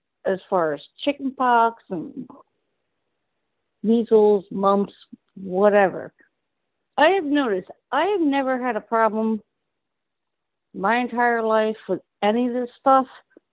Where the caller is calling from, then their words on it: New Jersey, United States; I'm calling from New Jersey.